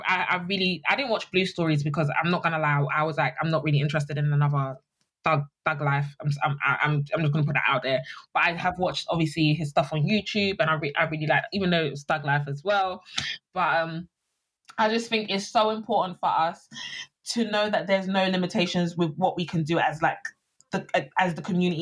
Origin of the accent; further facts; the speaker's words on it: United Kingdom; we're all British